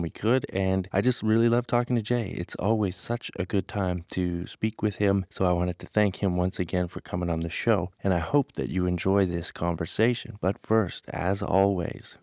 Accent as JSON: {"language": "English", "town": "Calgary", "region": "Alberta", "country": "Canada", "tie": "born or raised there", "said": "Calgary, my hometown"}